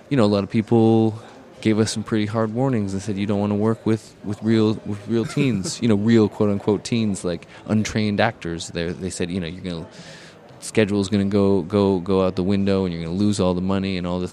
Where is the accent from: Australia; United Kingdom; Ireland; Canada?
Canada; Canadians in general, we have a lot of different approaches to identity